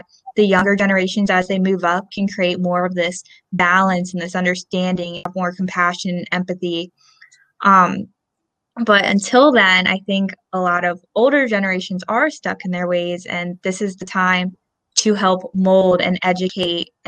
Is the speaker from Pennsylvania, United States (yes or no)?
yes; Lansdale, Pennsylvania, United States; moved away as an adult; now in Salisbury, United States; I am originally from Lansdale, Pennsylvania